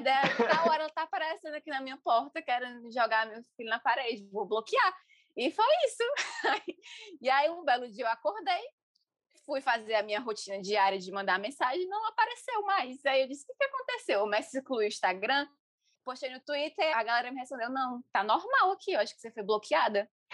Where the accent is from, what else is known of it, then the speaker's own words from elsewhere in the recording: interior of Ceará, Brazil; eu sou do interior do Ceará, cresci no interior do Ceará